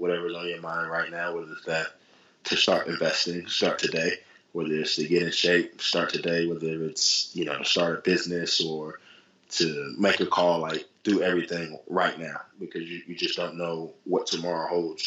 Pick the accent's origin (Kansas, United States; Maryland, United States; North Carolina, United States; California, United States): North Carolina, United States; I'm from North Carolina